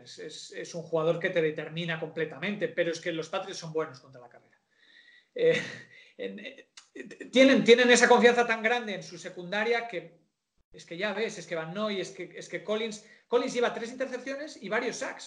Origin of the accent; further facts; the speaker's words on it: San Sebastián, Basque Country, Spain; soy de una ciudad pequeña, en San Sebastián es como somos de la Real por, genes